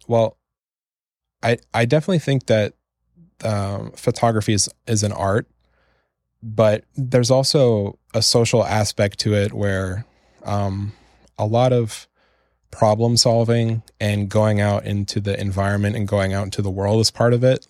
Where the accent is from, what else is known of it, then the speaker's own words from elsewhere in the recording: Canada; I'm from Canada, which is a country where, you know, if you mess up, you can just move into your parents' basement again